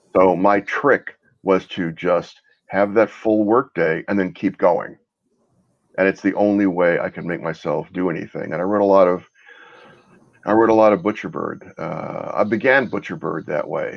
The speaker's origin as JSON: {"language": "English", "region": "Texas", "country": "United States", "tie": "born or raised there", "also_born_or_lived": "Brooklyn, New York", "said": "I was born in Brooklyn, moved to Texas when I was a kid"}